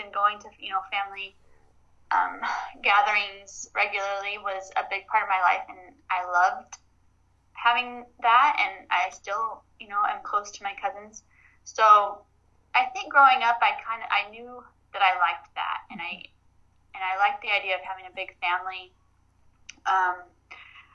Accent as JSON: {"language": "English", "region": "Arizona", "country": "United States", "tie": "born or raised there", "said": "I grew up in Arizona"}